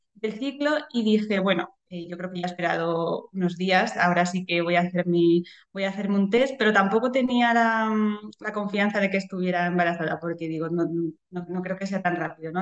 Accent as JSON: {"language": "Spanish", "town": "Madrid", "region": "Community of Madrid", "country": "Spain", "tie": "born or raised there", "also_born_or_lived": "Boadilla del Monte, Madrid", "said": "soy de, Madrid de toda la vida"}